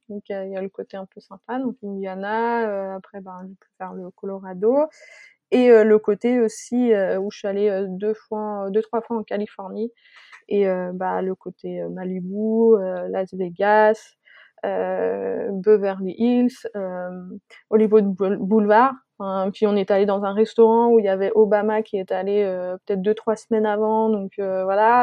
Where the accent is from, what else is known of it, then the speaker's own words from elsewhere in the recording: Savoy, Auvergne-Rhône-Alpes, France; moved away as an adult; also born or lived in Abilene, Texas; je suis savoyarde et j'ai besoin de, de montagnes.